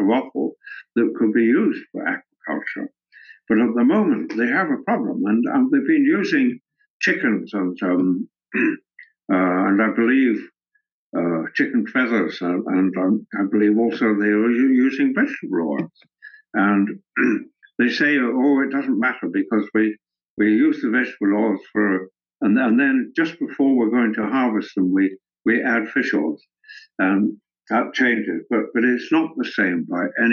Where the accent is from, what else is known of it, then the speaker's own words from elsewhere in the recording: Scotland, United Kingdom; moved away; also born or lived in Africa / Edinburgh; I was at school at a monastery in the north of Scotland